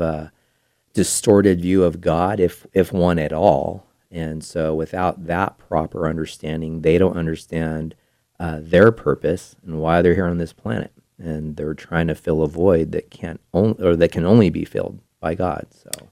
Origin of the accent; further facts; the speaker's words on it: Bay Area, California, United States; moved away as an adult; now in Placer County, United States; I grew up in the Bay Area